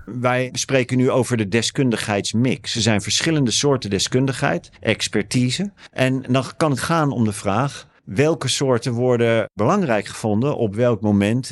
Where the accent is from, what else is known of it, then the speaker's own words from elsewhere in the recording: The Hague, South Holland, Netherlands; accent: Haags; also born or lived in Sweden / Australia; Ik ben Haagenees. De erg geoefende luisteraar weet dan dat ik uit een bepaald deel van Den Haag kom